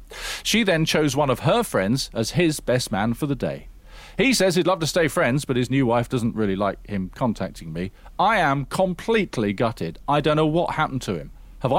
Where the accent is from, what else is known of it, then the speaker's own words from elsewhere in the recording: South West England, United Kingdom; We grew up together in Somerset, and although I'd moved away to Yorkshire to work for a couple of years, we'd stayed pretty close.